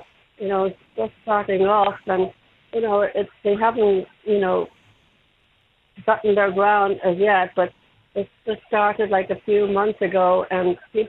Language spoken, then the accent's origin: English; Dublin, Leinster, Ireland; born there; I'm born in the Liberties.